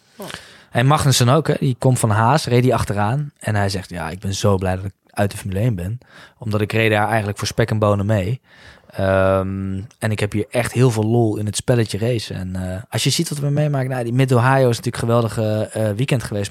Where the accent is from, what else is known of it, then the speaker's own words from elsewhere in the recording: Nijmegen, Gelderland, Netherlands; ik kom uit Nijmegen